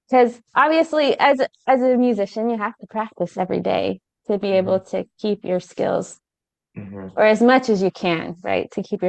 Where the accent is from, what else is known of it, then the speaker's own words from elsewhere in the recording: California, United States; now in South Carolina, United States; I grew up in California